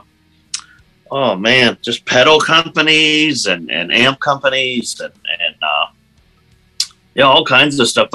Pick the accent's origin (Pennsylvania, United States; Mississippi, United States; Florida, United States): Pennsylvania, United States; Erie; Erie, PA. I live right on Lake Erie. Actually, I'm that little edge at the top of Pennsylvania there. So I've been here all my life